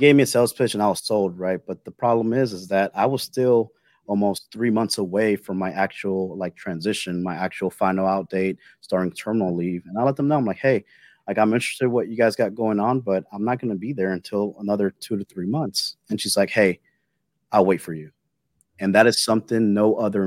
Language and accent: English; Jacksonville, Florida, United States; moved away as an adult; I'm originally from the Jacksonville area, so I knew I wanted to go back home